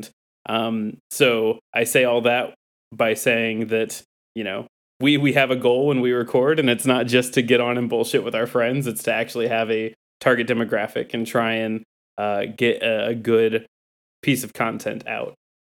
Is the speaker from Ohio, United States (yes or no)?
yes; Northwest Ohio, United States; I grew up in Northwest Ohio